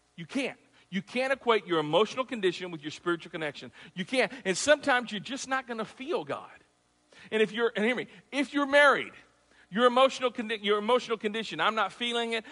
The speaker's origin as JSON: {"language": "English", "town": "Clarksville", "region": "Tennessee", "country": "United States", "said": "I'm from Tennessee, Clarksville"}